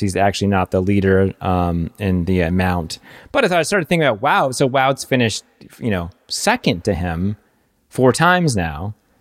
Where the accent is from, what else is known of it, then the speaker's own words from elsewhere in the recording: United States; as an American